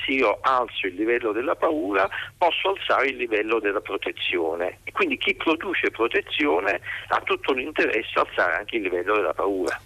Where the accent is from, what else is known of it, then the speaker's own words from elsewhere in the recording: Naples, Campania, Italy; Io sono napoletano